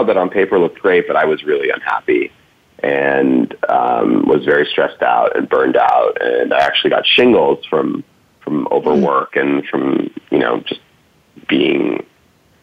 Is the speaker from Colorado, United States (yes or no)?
no; Cambridge, Massachusetts, United States; I grew up in Cambridge, Massachusetts, outside of Boston